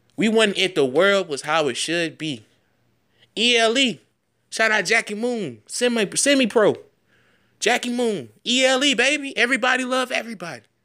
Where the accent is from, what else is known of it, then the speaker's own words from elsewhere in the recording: United States; as an American citizen